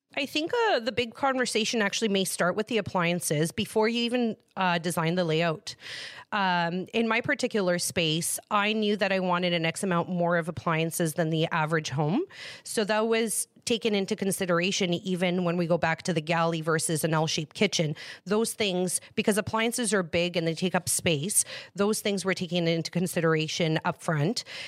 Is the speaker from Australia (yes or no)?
no; Greece; moved away; I was born in Greece